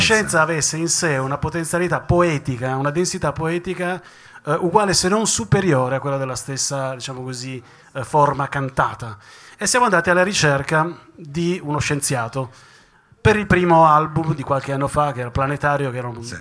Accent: Turin, Piedmont, Italy; noi torinesi

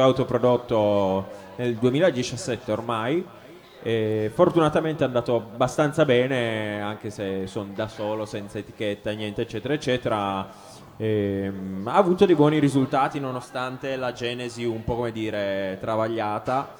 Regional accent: Cuneo, Piedmont, Italy; moved away as an adult; now in Bologna, Italy; io in realtà sono di Cuneo, sono piemontese

